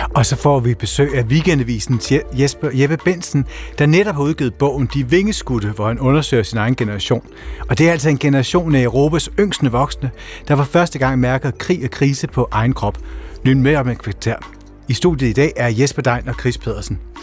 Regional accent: Funen, Southern Denmark, Denmark; hjemme på Fyn

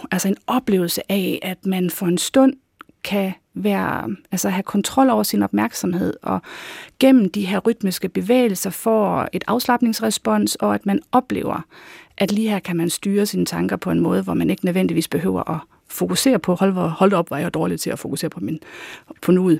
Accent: North Jutland, North Denmark Region, Denmark; moved away; jeg er da nordjyde i mit sind

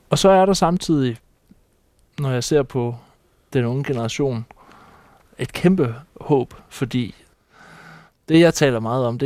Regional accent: Læsø, North Denmark Region, Denmark; born there; jeg er født på Læsø

